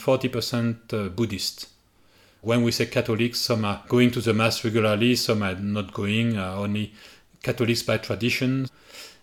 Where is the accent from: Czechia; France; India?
France; Burgundy, Bourgogne-Franche-Comté; now in Yunnan, China; I am from Burgundy.